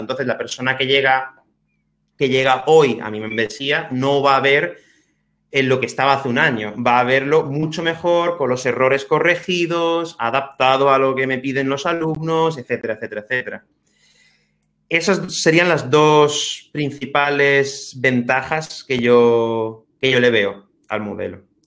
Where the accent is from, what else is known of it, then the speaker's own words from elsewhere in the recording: Spain; also born or lived in Manchester, England; me fui a, Inglaterra, como, mucha gente, como muchos españoles